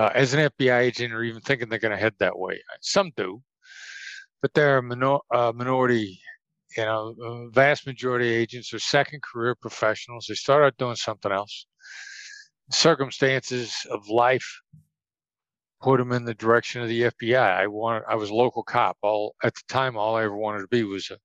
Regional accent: Mount Pleasant, Iowa, United States; now in Las Vegas, United States; Mount Pleasant, Iowa, small town in southeast Iowa, Midwest United States

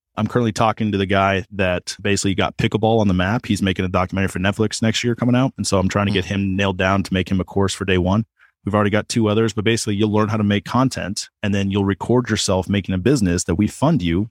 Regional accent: Kansas, United States; I'm from Kansas.

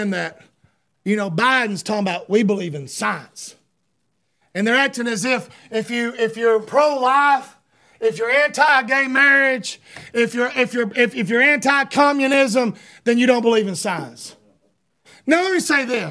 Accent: United States; I'm an American

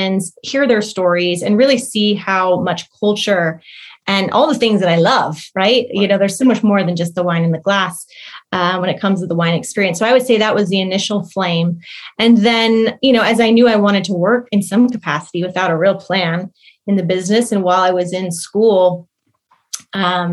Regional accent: Missouri, United States; moved away as an adult; also born or lived in London; now in New York City, United States; I grew up in Missouri, went to college there as well, Midwest girl

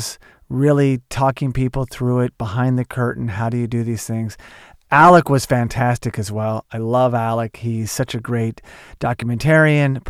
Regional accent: Tulsa, Oklahoma, United States; moved away as an adult; also born or lived in Los Angeles; I'm from Oklahoma, Tulsa, Oklahoma

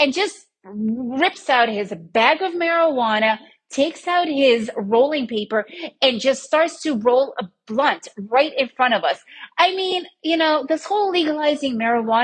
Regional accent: New York City, New York, United States; I was raised in New York City area. Then I lived in the suburbs

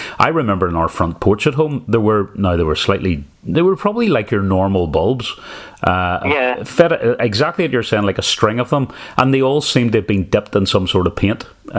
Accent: Lisburn, Northern Ireland, United Kingdom; when I grew up in Lisburn, I was probably part of some carol singing groups, and we would have went out round doors.

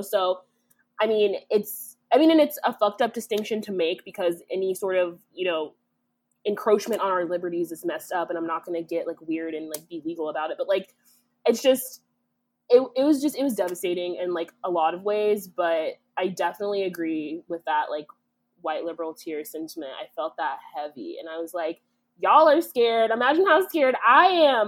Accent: Kansas, United States; now in Illinois, United States; Kansas is my home state

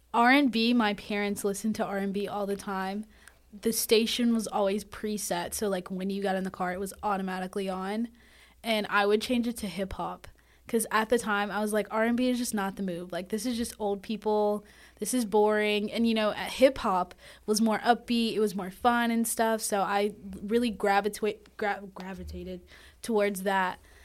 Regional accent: North Carolina, United States; moved away as an adult; now in Demorest, Georgia, United States; I'm actually from North Carolina

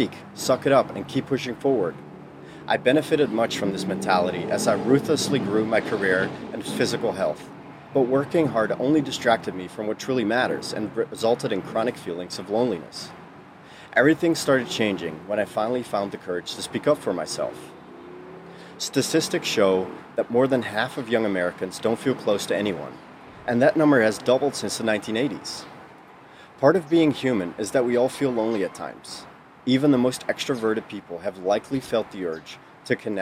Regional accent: Netherlands; moved away as an adult; now in United States; born and raised in the Netherlands for the first 20 years of my life

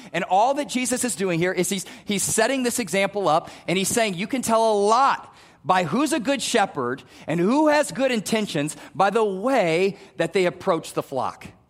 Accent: Omaha, Nebraska, United States; also born or lived in Wayne, Nebraska; I grew up in North Omaha

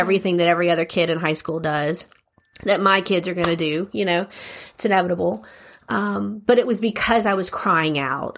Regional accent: Lafayette, Louisiana, United States; I was born and raised here in Lafayette

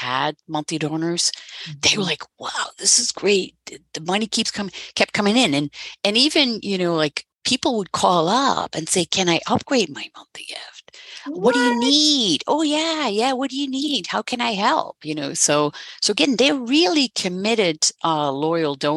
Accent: Netherlands; moved away as an adult; now in United States; I'm originally from the Netherlands

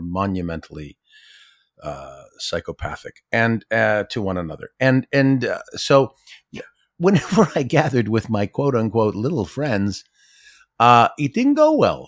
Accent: Ottawa, Ontario, Canada; born or raised there; also born or lived in Toronto

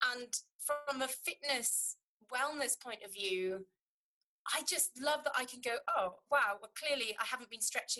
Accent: United Kingdom; now in Lithuania; for us as a British population

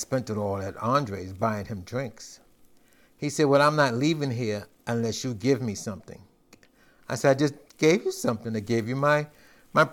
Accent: New York, United States; I'm from New York and live in these areas

